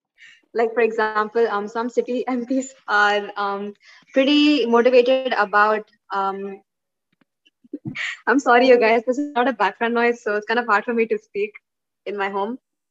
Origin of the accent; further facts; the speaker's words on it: India; from India.